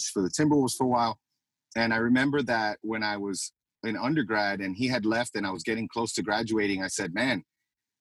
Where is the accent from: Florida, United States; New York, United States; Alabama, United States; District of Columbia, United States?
Florida, United States; Miami; now in Tampa, United States; I'm from Miami. I grew up in Kendall